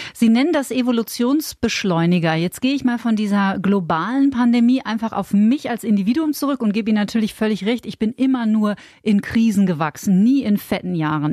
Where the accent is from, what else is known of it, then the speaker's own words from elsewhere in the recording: Bavaria, Germany; bei uns in Bayern